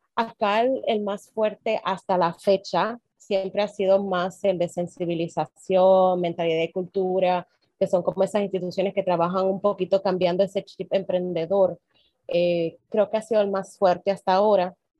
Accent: Dominican Republic; de República Dominicana

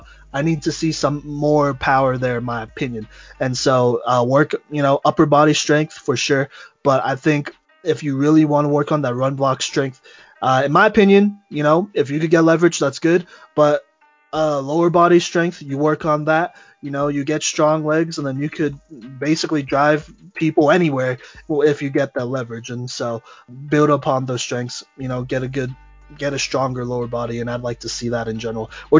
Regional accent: Texas, United States; I grew up in Texas

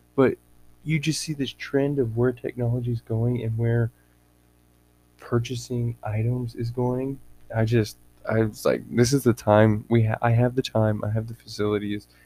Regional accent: Texas, United States; moved away as an adult; now in Washington State, United States; I'm from Texas

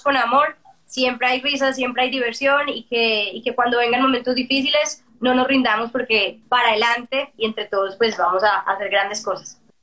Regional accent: Colombia; como colombianos

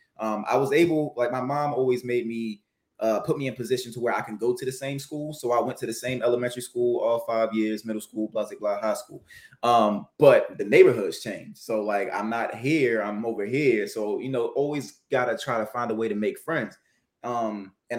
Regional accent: Baltimore, Maryland, United States; I'm from Baltimore, Maryland

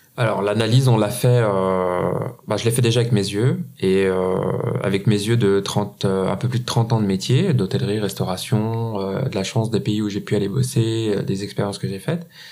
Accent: Switzerland; en Suisse. Hein. Un petit pays comme le nôtre

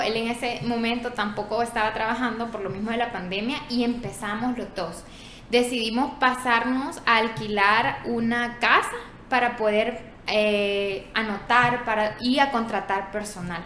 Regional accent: San Miguel, El Salvador; Yo soy de San Miguel

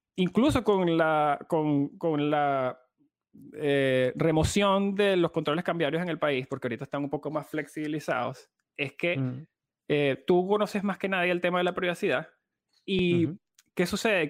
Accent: Venezuela; como venezolano

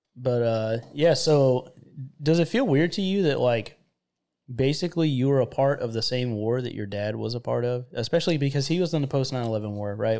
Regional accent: Florida, United States; moved away; I'm from Florida, which a lot of people that have heard, you know, previous podcasts know that, uh, I'm from where it's hot and sticky

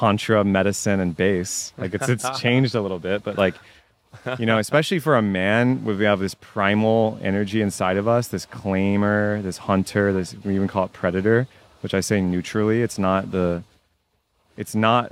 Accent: Texas, United States; I was raised Catholic in Texas

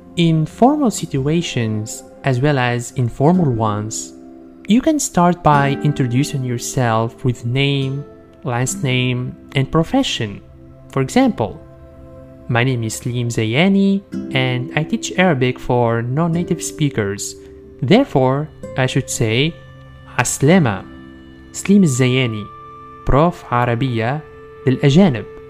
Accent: Sfax, Sfax Governorate, Tunisia; I'm from Sfax

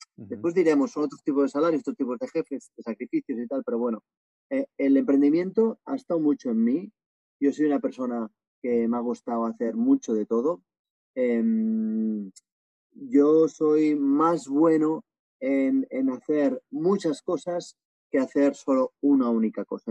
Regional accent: Barcelona, Catalonia, Spain; moved away as an adult; also born or lived in Asia; now in Bali, Indonesia; yo tengo 43 años, soy de Barcelona y llevo pues 17 años viviendo fuera de España, viviendo en varios países asiáticos

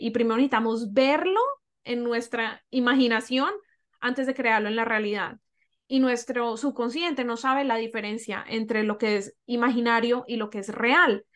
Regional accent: Colombia; moved away as an adult; now in Toronto, Canada; crecí en Colombia, en una cultura que amo

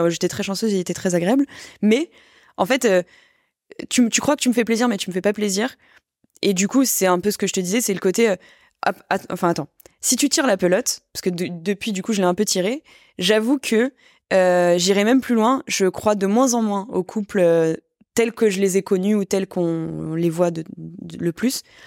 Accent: France; now in Paris, France; je suis née en France, je suis plutôt bien lotie, je gagne bien ma vie, je suis à Paris

